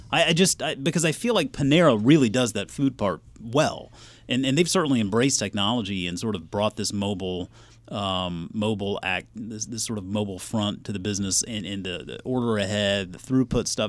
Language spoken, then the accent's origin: English; Charleston, South Carolina, United States; moved away; also born or lived in Georgia; My birth certificate clearly says I was born and raised in Charleston, South Carolina